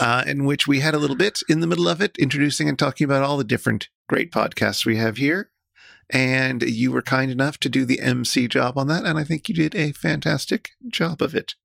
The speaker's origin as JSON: {"language": "English", "region": "New York", "country": "United States", "tie": "born or raised there", "said": "I grew up in New York"}